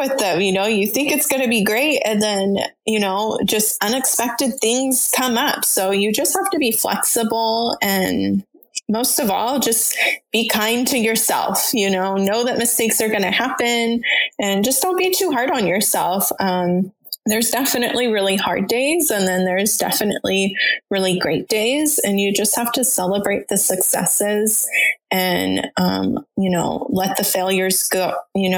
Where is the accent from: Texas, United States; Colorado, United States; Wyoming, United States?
Colorado, United States; Denver; moved away; I was born in Denver, and so I still visit my family there as often as possible